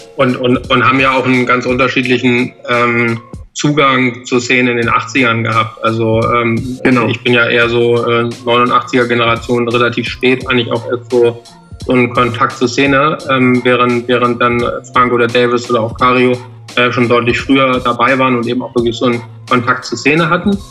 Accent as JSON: {"language": "German", "region": "Hamburg", "country": "Germany", "said": "wir sind ja alle vier aus Hamburg"}